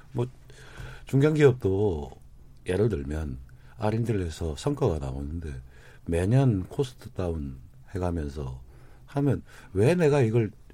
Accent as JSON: {"language": "Korean", "town": "Goyang", "region": "Gyeonggi Province", "country": "South Korea", "tie": "born or raised there", "said": "저희 일산 고향만 하더라도 인구가 106만인데"}